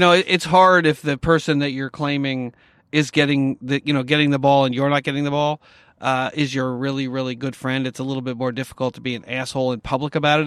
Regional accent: upstate New York, United States; I grew up in New York, uh, you know, upstate New York

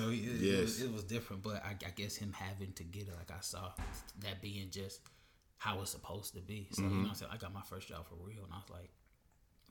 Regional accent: Florida, United States; also born or lived in Atlanta, Georgia; I'm from Atlanta originally, but yeah. I grew up in Florida

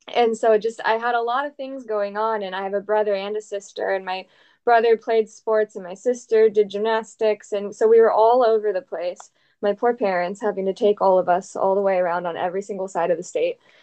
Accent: Dublin, Ohio, United States; I grew up in Columbus, Ohio, and I actually grew up in a suburb called Dublin, Ohio

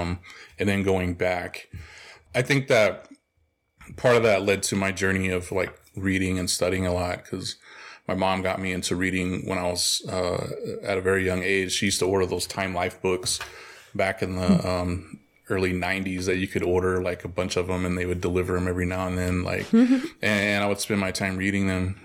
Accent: Oklahoma, United States; moved away; also born or lived in El Paso, Texas; I'm originally from Oklahoma, and I lived also a big part of my life in El Paso, Texas.

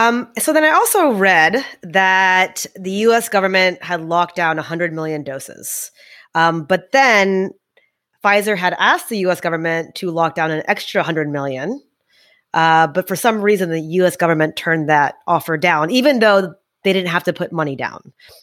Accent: India; So we're both obviously from India.

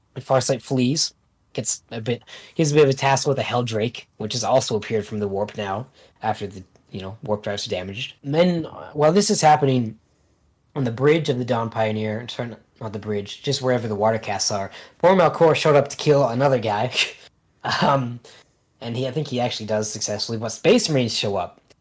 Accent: Canada; I'm Canadian

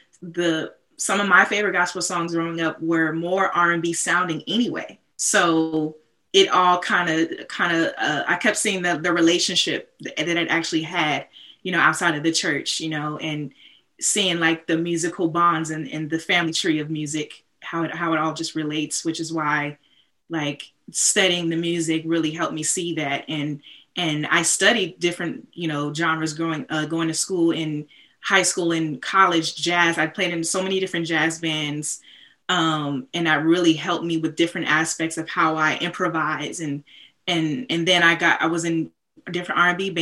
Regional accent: Bay Area, California, United States; moved away as an adult; also born or lived in Boston; growing up in the Bay Area

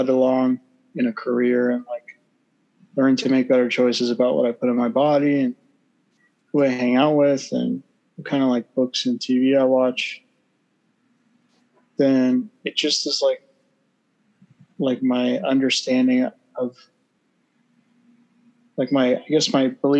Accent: Texas, United States; I was born in Texas

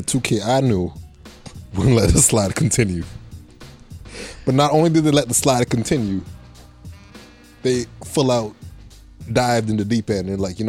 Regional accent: Canada; We are Canadian, so that's 90 bones I spent on a video game

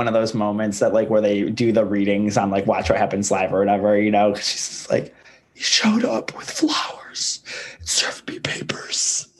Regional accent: Ohio, United States; I'm from Ohio, so no shade.

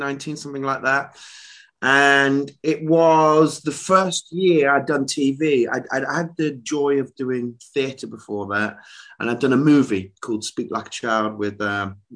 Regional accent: Leicester, East Midlands, United Kingdom; moved away as an adult; also born or lived in London; I'm from Leicester, Midlands boy originally

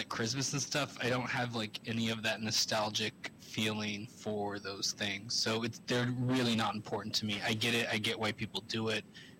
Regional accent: California, United States; Northern Bay Area, San Francisco, Santa Clara.

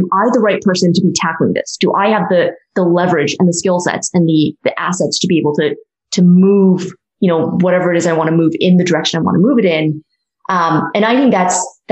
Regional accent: Silicon Valley, California, United States; I grew up in Silicon Valley, so startups were always something that I was surrounded

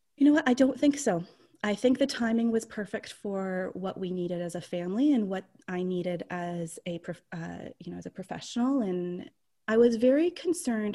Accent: St. Catharines, Ontario, Canada; also born or lived in Toronto area; I've born and raised in St. Catharines

